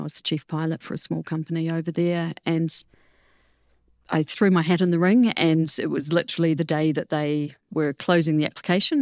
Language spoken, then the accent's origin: English; New Zealand; moved away as an adult; also born or lived in Netherlands; I didn't come back to New Zealand for about seventeen years